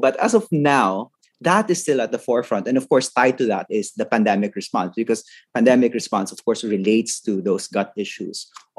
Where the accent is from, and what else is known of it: Philippines